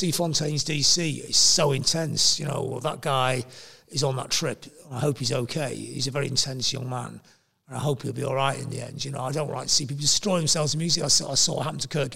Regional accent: the north of England, United Kingdom; also born or lived in Manchester; I'm a Northerner. I come from the north of England.

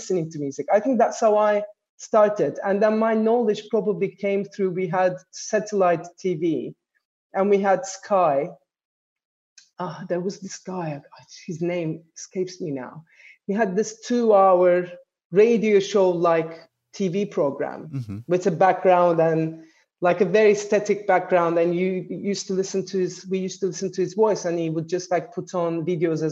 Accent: Istanbul, Turkey; born or raised there; also born or lived in Ankara

